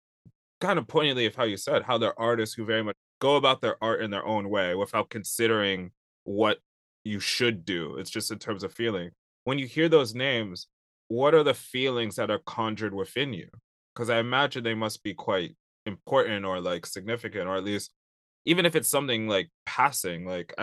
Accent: London, United Kingdom; I love London. I grew up a bit in London. I love it a lot. And it's a second home to me.

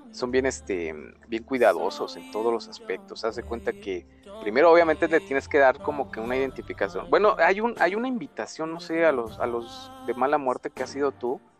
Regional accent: Monterrey, Nuevo León, Mexico; now in Mexico City, Mexico; yo soy, yo soy regio, ya me estoy achilangando

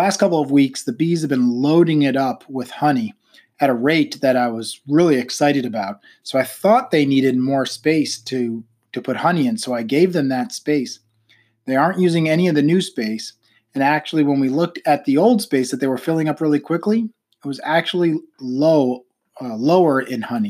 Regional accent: New York, United States; moved away as an adult; also born or lived in Pennsylvania / Florida / Rhode Island; now in Virginia, United States; I grew up in New York.

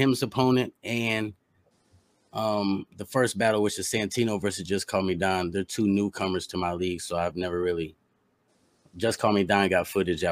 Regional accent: Indianapolis, Indiana, United States; I'm from the bottom. I'm from Indianapolis.

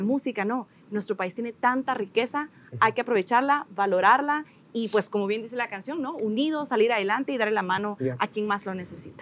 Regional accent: Guatemala; nosotros como guatemaltecos

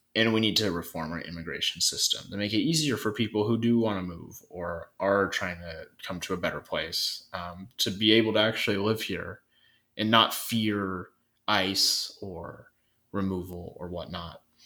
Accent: North Idaho, United States; me growing up in North Idaho

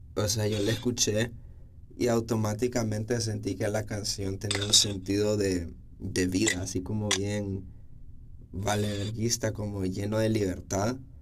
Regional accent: San Pedro Sula, Cortés, Honduras; moved away as an adult; also born or lived in El Progreso, Honduras; soy de progreso, lloro. Pero toda mi vida, o sea, como desde que yo estaba en sexto grado me mudé aquí a San Pedro. Y o sea, aquí crecí, como ya mi adolescencia fue toda aquí

